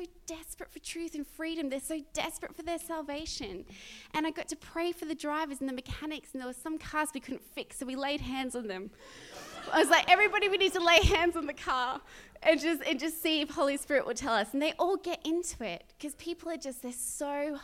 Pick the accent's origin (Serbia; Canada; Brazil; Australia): Australia; moved away; at my mum's house in my hometown